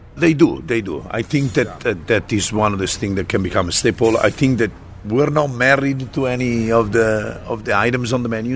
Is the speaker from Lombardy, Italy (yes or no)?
yes; Bergamo, Lombardy, Italy; moved away; I come from a town east of uh, uh, Milan and uh, south of, of Como, Lake Como, named Bergamo.